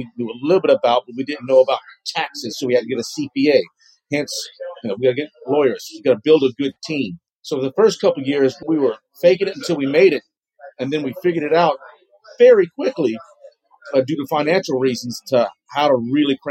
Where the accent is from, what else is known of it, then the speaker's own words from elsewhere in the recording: Lafayette, Louisiana, United States; moved away as an adult; now in New Orleans, United States; I'm from the Lafayette area.